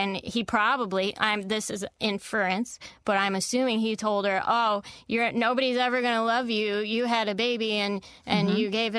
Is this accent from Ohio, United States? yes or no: yes; Cleveland, Ohio, United States; now in Los Angeles, United States; I grew up in Cleveland, Ohio, in the snow.